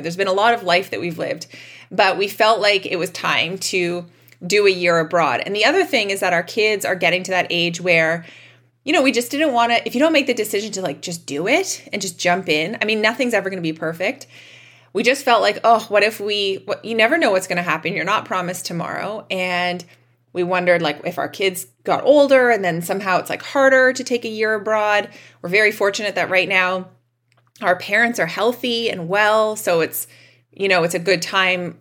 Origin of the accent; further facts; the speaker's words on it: Canada; we're Canadian. We deal with cold winters every year